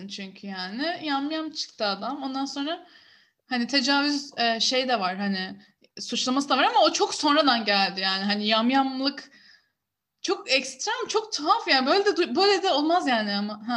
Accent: Istanbul, Turkey; Herkes kendi memleketinden gazete getirsin, yerel gazeteleri anlatsın diye ben de Kadıköy gazetesi götürdüm

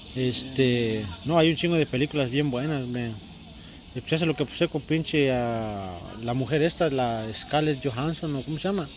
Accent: Puebla, Mexico; now in United States; Yo soy de Puebla.

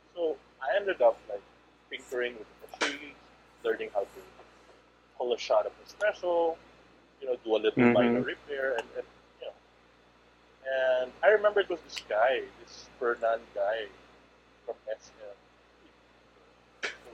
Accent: Cebu, Central Visayas, Philippines; also born or lived in Manila; born and raised in Cebu, went to school in Manila, lived in a few places, all over the world

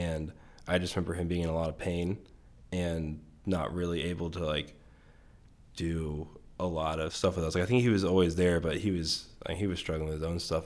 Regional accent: Bittinger, Maryland, United States; I grew up in Western Maryland. Um, it's called Garrett County

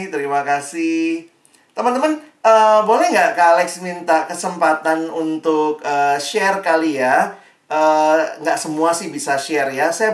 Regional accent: Makassar, South Sulawesi, Indonesia; moved away as an adult; also born or lived in Jakarta; Saya dari SMA Negeri 1 di Makassar, Lalu kemudian Tuhan bawa saya kuliah ke Jakarta, ke Universitas Indonesia, dan di situ saya terus bertumbuh.

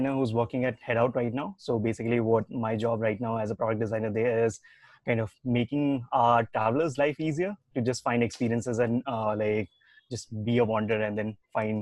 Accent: Dehradun, Uttarakhand, India; moved away as an adult; also born or lived in Delhi; now in Bangalore, India; I'm not from Bangalore and then I'm from a small city called Dehradun, which is like, it's a valley.

